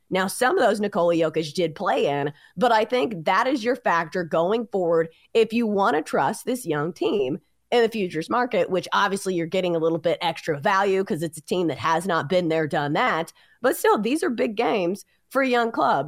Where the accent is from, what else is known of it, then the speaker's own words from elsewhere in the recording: Tennessee, United States; growing up in Tennessee